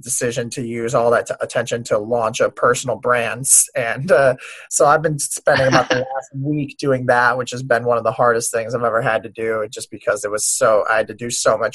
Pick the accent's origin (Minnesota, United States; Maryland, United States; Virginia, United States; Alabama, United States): Minnesota, United States; Minneapolis; also born or lived in Paris, France; I grew up around the Minneapolis area in Minnesota